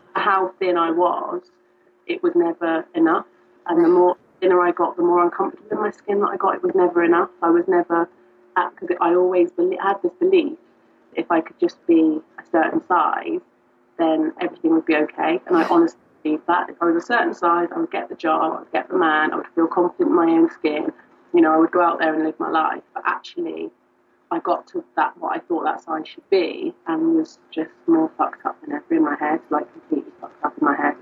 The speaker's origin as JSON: {"language": "English", "country": "United Kingdom", "moved": "yes", "lives_now": "Liverpool, United Kingdom", "said": "I'm not from Liverpool, I'm from further down south"}